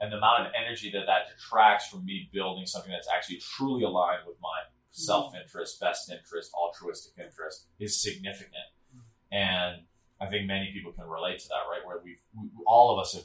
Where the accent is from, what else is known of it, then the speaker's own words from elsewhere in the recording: Chicago, Illinois, United States; moved away as an adult; also born or lived in Sri Lanka; I grew up in Chicago in the city